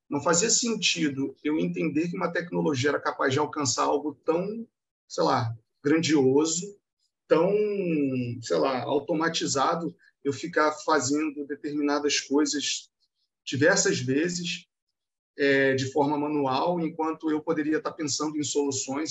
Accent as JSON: {"language": "Portuguese", "region": "Rio de Janeiro", "country": "Brazil", "said": "eu sou daqui do Rio"}